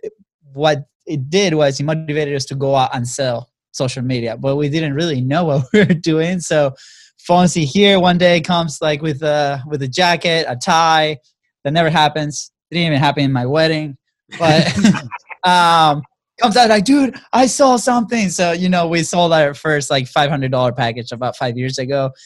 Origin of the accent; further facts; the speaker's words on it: Venezuela; now in United States; we come from Venezuela. You know, we got to the States about 10 years ago.